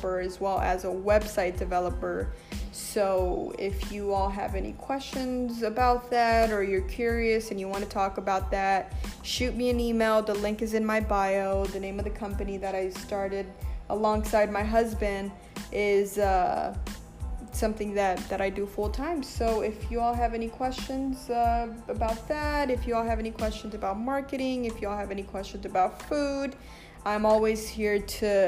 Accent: Los Angeles, California, United States; I am born and raised in Los Angeles

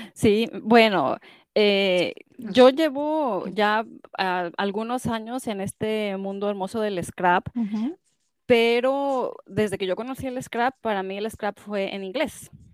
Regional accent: Mexico; moved away as an adult; now in United States; yo eh, nací en Estados Unidos, pero como muchos ah, migrantes, eh, latinos se regresan a su país, mis papás se regresaron a su país, a ah. México, y yo crecí en México

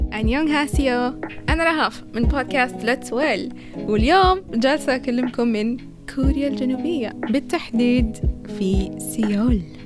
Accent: Saudi Arabia; عندنا في السعودية

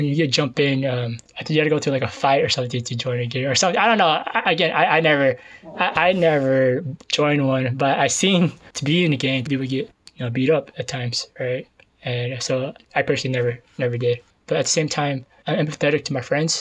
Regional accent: San Jose, California, United States; I was born and raised in East San Jose.

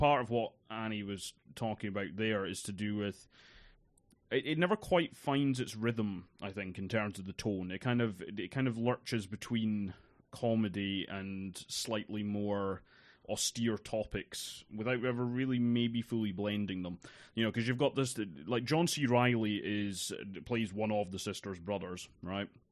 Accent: East Coast of Scotland, United Kingdom; I grew up on the East Coast of Scotland

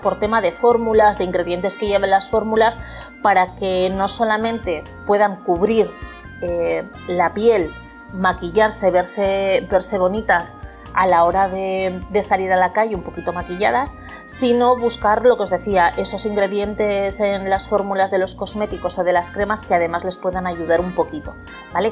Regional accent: Bilbao, Basque Country, Spain; moved away as an adult; also born or lived in Florida, United States; now in Port Charlotte, United States; aunque soy de Bilbao, pues bueno, llevo viviendo en Estados Unidos, eh, concretamente en Florida, desde hace casi un año.

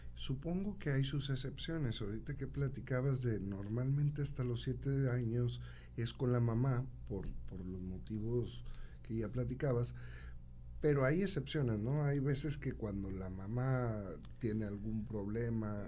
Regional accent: Santiago, Nuevo León, Mexico; Yo soy de Santiago de Nuevo León, vivo allá

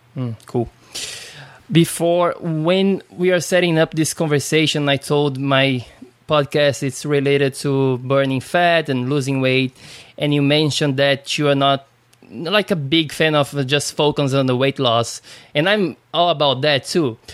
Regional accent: Brazil; now in United States; I'm from Brazil

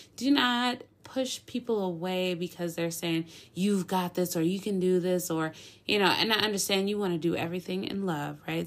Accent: Minneapolis, Minnesota, United States; moved away as an adult; now in Dallas-Fort Worth, United States; I grew up in Minneapolis, you know, born and raised

